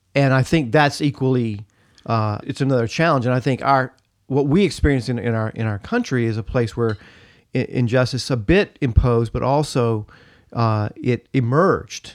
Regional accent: United States; being an American and being proud to be an American

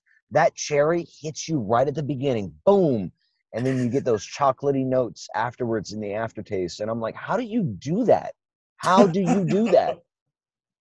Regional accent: Cajun, Louisiana, United States; accent: Cajun; also born or lived in North Jersey; being Cajun, we have our own accent and our own thing. Mine doesn't

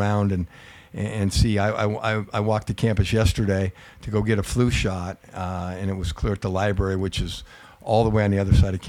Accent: Pacific Northwest, United States; now in Long Beach, United States; I come from the Pacific Northwest where I love a good rainy day

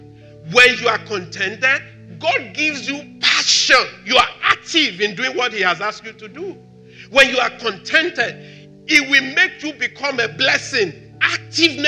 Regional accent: Nigeria; I'm Nigerian.

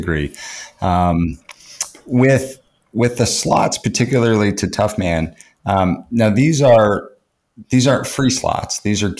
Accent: United States; I'm American

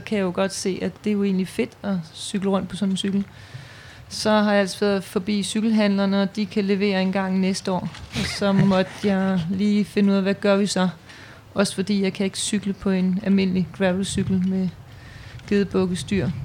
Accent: Bornholm, Capital Region of Denmark, Denmark; Jeg er født og opvokset på Bornholm

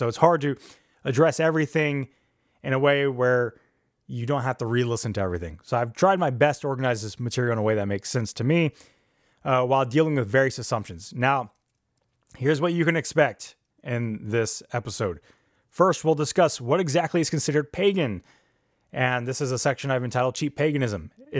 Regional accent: Texas, United States; accent: Texas; learning in accordance with my Texas accent, whatever that sounds like, mixed with people from my family who came from up north, I'm just a mess.

